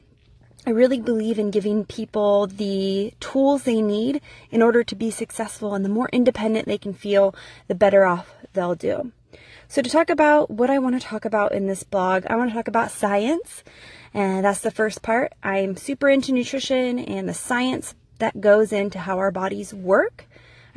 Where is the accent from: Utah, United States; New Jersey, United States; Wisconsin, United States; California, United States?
California, United States; moved away as an adult; now in Idaho, United States; I was born and raised in California.